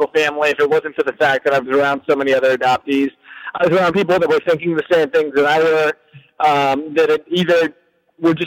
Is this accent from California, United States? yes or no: yes; Southern California, United States; also born or lived in Korea; I grew up in Southern California.